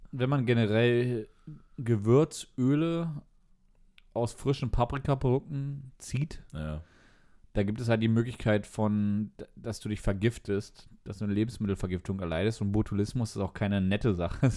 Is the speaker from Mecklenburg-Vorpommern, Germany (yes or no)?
yes; Mecklenburg-Vorpommern, Germany; Mecklenburger ja, mit Berliner Wurzeln